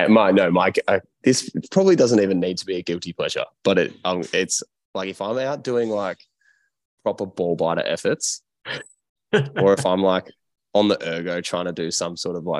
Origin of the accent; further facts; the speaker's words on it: Melbourne, Victoria, Australia; moved away; also born or lived in Adelaide / Andorra; I grew up in Melbourne and they say Palmer in Melbourne. But then when I moved to Adelaide, they say Palmy.